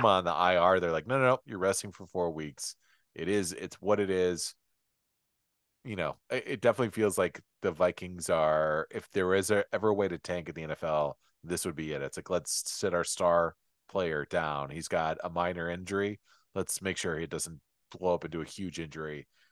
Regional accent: Michigan, United States

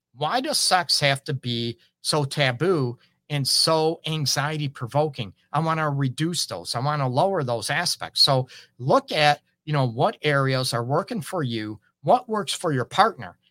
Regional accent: Port Huron, Michigan, United States; now in Detroit, United States; I grew up in Port Huron

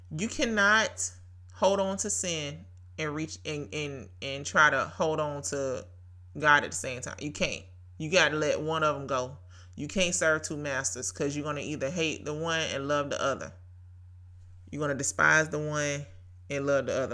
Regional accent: Brunswick, Georgia, United States; Brunswick, Georgia, my hometown

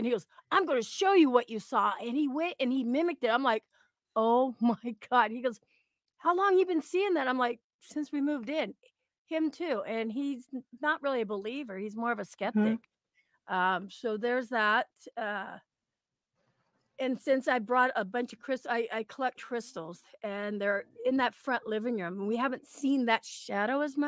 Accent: Oregon, United States; I'm from Oregon. I've lived here

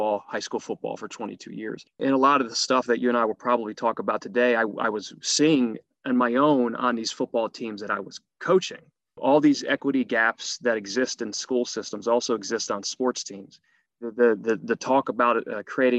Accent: Harrisburg, Pennsylvania, United States; also born or lived in Bradford; I was born in Bradford, but raised in Harrisburg, Pennsylvania

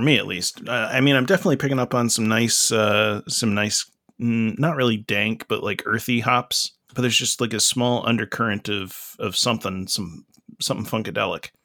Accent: Dublin, Georgia, United States; now in Rochester, United States; I'm from Lawrence County, Dublin, Georgia

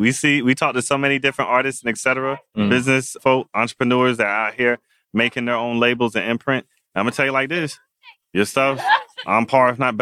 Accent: New Haven, Connecticut, United States; That's where we were born. We're from New Haven.

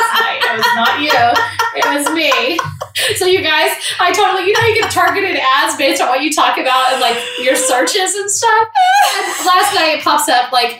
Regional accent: Central Texas, United States; now in Atlanta, United States; we had a little bit growing up in Central Texas

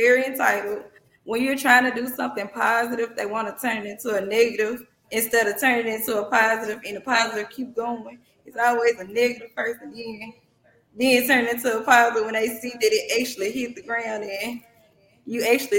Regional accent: Holly Springs, Mississippi, United States; I'm from Holly Springs. Holly Springs, Mississippi

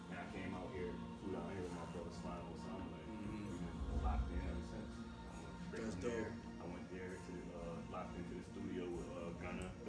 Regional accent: New York, United States; I'm from New York. I'm yeah. from New York.

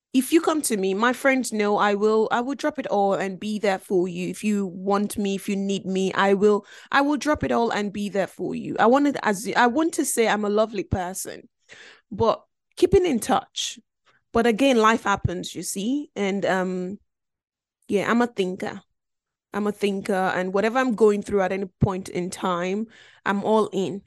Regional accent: Belgium; also born or lived in Nigeria; now in United Kingdom; I grew up in Belgium, um, which was a f, a foreign country 'cause I'm originally from Nigeria

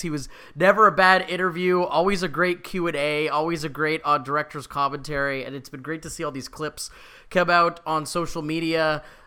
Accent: Canada; we're Canadian

